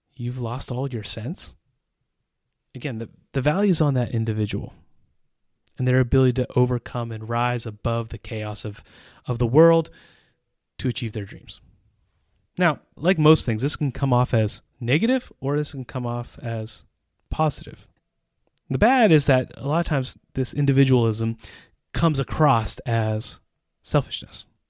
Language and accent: English; United States; moved away as an adult; also born or lived in Central Europe; now in Czech Republic; an American citizen who has lived in Central Europe for almost twenty years